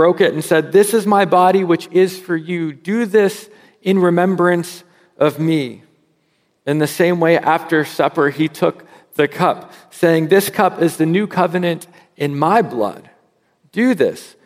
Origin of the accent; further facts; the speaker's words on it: United States; as an American